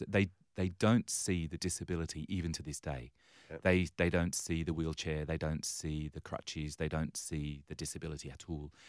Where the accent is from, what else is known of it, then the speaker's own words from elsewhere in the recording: England, United Kingdom; now in Australia; yes, you, you might pick from my accent